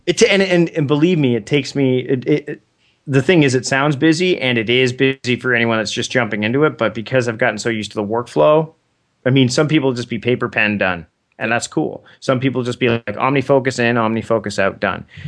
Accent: Canada; As a Canadian

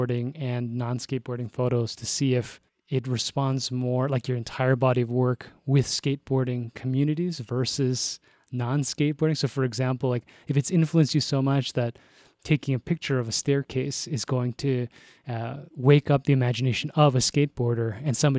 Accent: Toronto, Ontario, Canada; moved away; I'm from Toronto.

